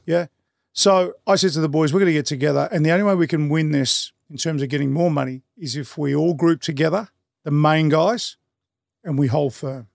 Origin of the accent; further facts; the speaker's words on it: Melbourne, Victoria, Australia; growing up in Brunswick, it was an area where respect was earned